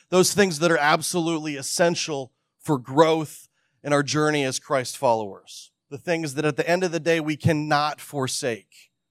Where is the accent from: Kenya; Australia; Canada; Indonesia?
Canada; When I was thirteen or fourteen years old, I was growing up in Canada, and we had just moved from a, a large city to the, a, a very remote part of the province.